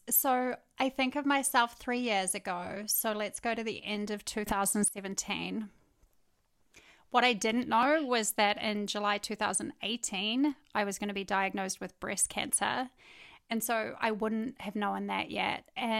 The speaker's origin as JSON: {"language": "English", "country": "New Zealand", "said": "Basically, I met my husband in New Zealand. He's American. I'm obviously a New Zealander."}